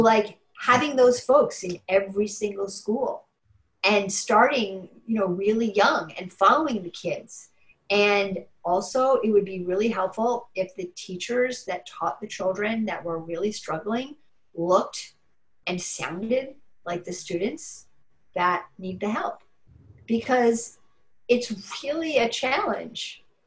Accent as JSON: {"language": "English", "town": "New York City", "region": "New York", "country": "United States", "tie": "born or raised there", "moved": "as an adult", "lives_now": "Burlington, United States", "said": "I moved here in 94 from New York City, and I've lived all my life in New York City"}